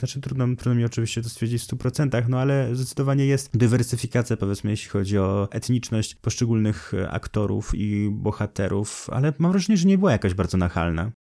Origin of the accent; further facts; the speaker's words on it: Poland; accent: Polish; z moim polskim akcentem